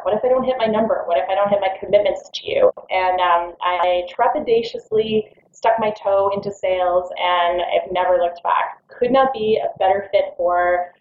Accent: Orlando, Florida, United States; also born or lived in Washington, D.C.; I grew up in Orlando after moving to the States. I was in D.C. for a little while and then moved to Orlando until I graduated college

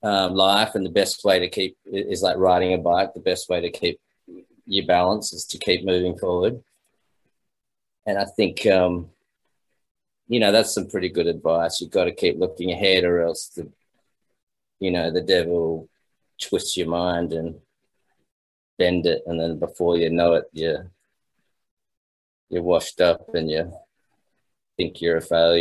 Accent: Australia; It was great because my father's a musician, so I grew up in pubs and clubs and the classic Australian beer gardens

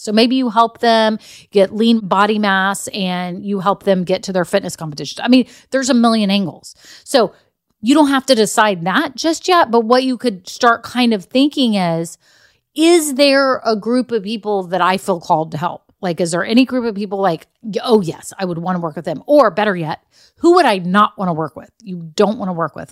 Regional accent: Texas, United States; I grew up in Texas

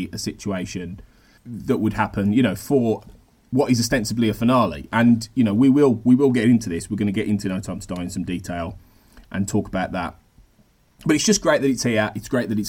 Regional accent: United Kingdom; as a British person

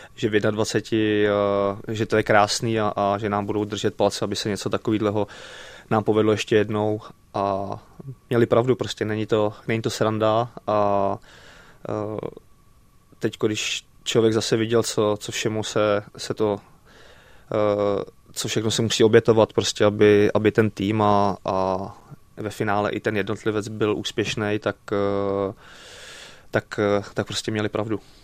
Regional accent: Plzeň, Plzeň Region, Czechia; nebo jsme byli u nás v Plzni na sídlišti

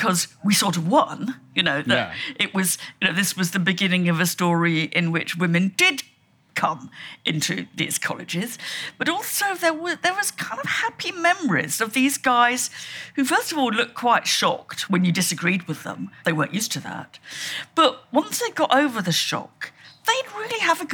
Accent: Shropshire, West Midlands, United Kingdom; When I was about five, and I came from Shropshire

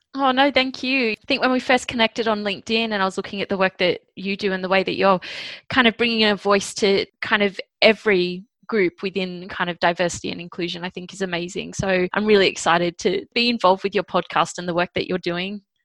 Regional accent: Sydney, New South Wales, Australia; I was born in Sydney, Australia

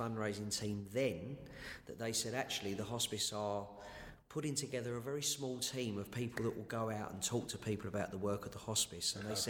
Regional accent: Romford, London, United Kingdom; I grew up in Collier Row

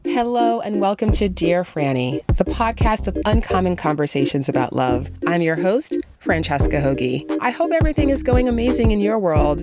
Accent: New York City, New York, United States; I'm from the Bronx

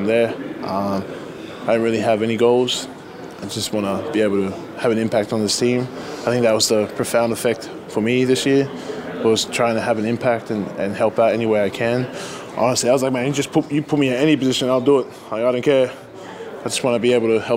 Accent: Australia; moved away; my home country

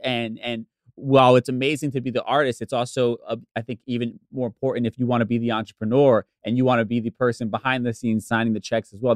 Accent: suburbs of New Jersey, United States; also born or lived in Bronx, New York; we moved from from the Bronx to the suburbs of Jersey when I was really young

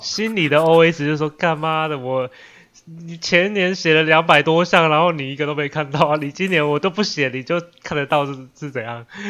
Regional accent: Taiwan; 出生在台湾

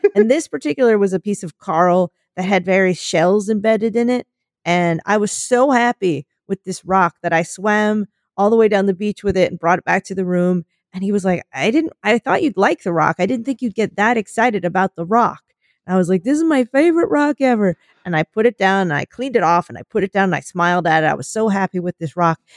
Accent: United States; our being American

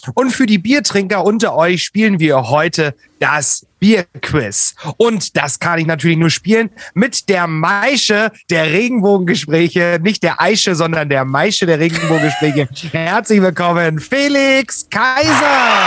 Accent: Saxony, Germany; aus meiner Heimat, aus Sachsen

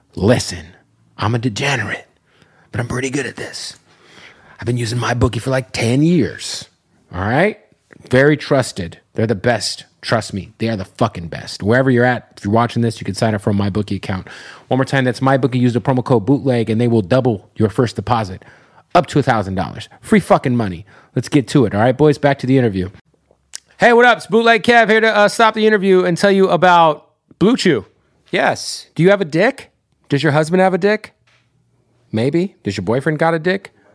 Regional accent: Arizona, United States; I'm from Arizona, and so all of my friends who are Native American, they're like Navajo

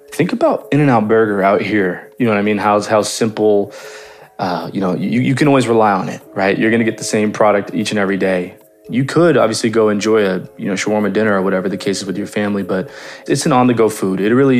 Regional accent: Los Angeles, California, United States; I was born in Woodland Hills, California, raised also within the same city between the, you know, Valley and Los Angeles. My father is fully Jordanian and my mother is fully Palestinian, so I'm half-half.

